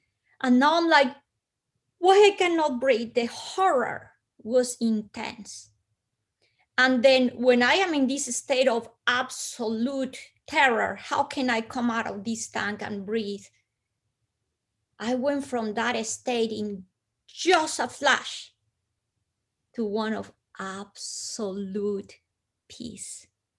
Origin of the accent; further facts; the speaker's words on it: Bogotá, Bogotá Capital District, Colombia; because I am from Colombia, I come from hot weather country. But Bogota's high up in the Andes, almost 10,000 feet.